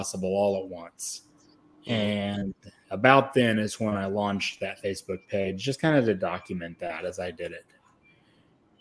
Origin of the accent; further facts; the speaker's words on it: Oklahoma City, Oklahoma, United States; I'm from Oklahoma City